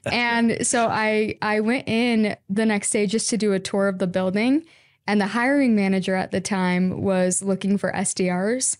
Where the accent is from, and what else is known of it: Washington, United States; born or raised there; also born or lived in Utah